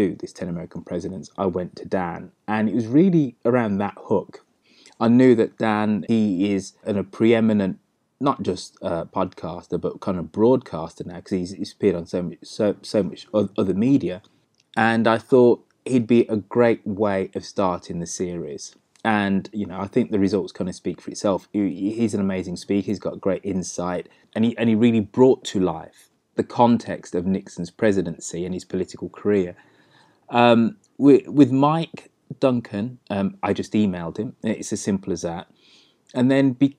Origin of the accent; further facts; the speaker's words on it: England, United Kingdom; I'm of Jamaican parentage, but I'm very much somebody who's English and British